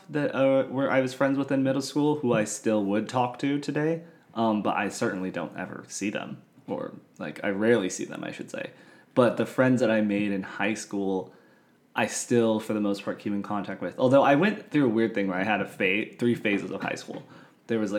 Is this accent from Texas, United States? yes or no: no; Santa Ynez Valley, Santa Barbara, California, United States; moved away as an adult; also born or lived in Costa Mesa, California; now in Orange, United States; I moved from Santa Barbara, San Ynez Valley. Down here to like Orange County, Costa Mesa